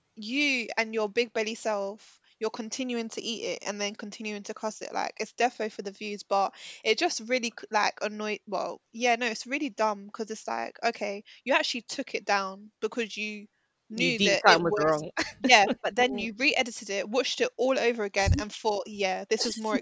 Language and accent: English; United Kingdom; I was born in this country